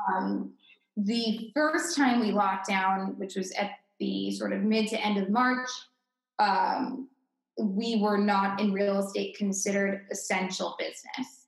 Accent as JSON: {"language": "English", "town": "Greenwich", "region": "Connecticut", "country": "United States", "tie": "born or raised there", "also_born_or_lived": "Amherst, Massachusetts", "moved": "as an adult", "lives_now": "Boston, United States", "said": "I was born and raised in Connecticut in the tri-state area."}